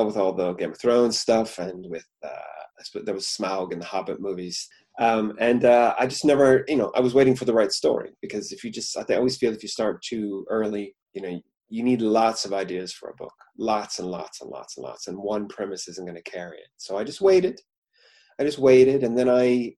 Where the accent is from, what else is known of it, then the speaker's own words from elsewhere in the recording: Puyallup, Washington, United States; I come from a small town outside of Tacoma, Washington, called Puyallup